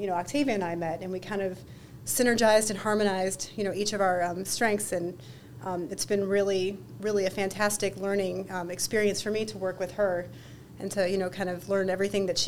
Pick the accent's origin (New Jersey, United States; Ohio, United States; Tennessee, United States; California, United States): Ohio, United States; Cleveland; moved away as an adult; now in New York, United States; I'm not a native New Yorker. I'm actually originally from Cleveland, Ohio.